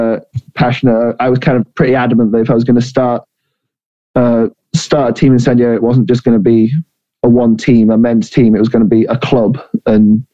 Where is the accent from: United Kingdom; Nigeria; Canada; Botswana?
United Kingdom; Huddersfield, Yorkshire and the Humber; now in California, United States; I was born and raised in Huddersfield back in the UK.